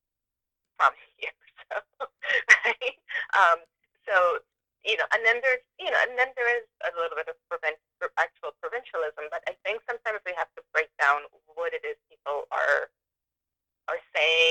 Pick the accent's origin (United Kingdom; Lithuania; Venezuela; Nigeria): Venezuela; now in Harrisburg, United States; I'm from Venezuela, but I've, you know, been in the U.S. for this long, and this is where I've lived.